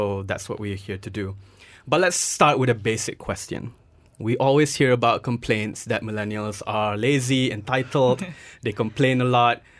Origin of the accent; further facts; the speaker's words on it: Nottingham, East Midlands, United Kingdom; both of you are from Nottingham. I'm from Nottingham as well.